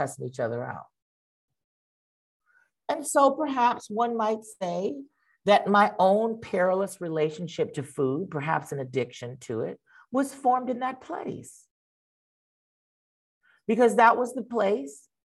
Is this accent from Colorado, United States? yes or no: no; Los Angeles, California, United States; I grew up in Koreatown, Los Angeles